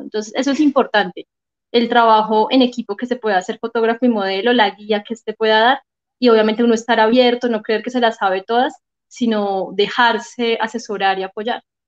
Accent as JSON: {"language": "Spanish", "town": "Manizales", "region": "Caldas", "country": "Colombia", "tie": "born or raised there", "accent": "paisa", "moved": "yes", "lives_now": "Bogotá, Colombia", "said": "Manizales, obviamente es mi ciudad natal"}